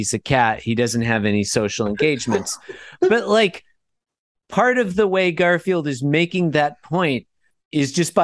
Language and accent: English; Australia; also born or lived in United States; as an Australian